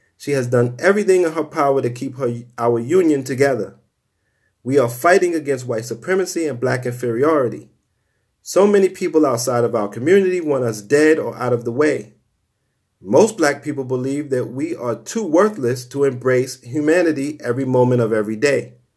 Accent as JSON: {"language": "English", "town": "New York City", "region": "New York", "country": "United States", "tie": "born or raised there", "said": "I grew up in Brownsville, Brooklyn, nineteen eighties."}